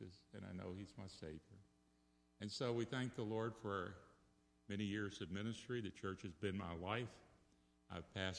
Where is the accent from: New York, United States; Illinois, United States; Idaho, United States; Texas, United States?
Texas, United States; Dallas; I grew up in Dallas, Texas at a Baptist church, Galilee Baptist.